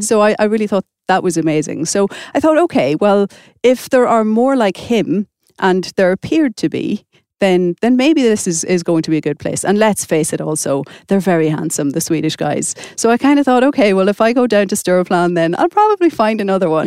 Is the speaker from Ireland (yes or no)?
yes; Ireland; moved away as an adult; now in Stockholm, Sweden; I come from Ireland, and, and things are a little bit different in Ireland